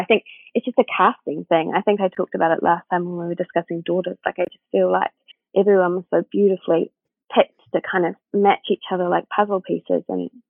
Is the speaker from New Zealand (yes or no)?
yes; New Zealand; I'm an actress and I'm living this life of this woman and I'm from New Zealand.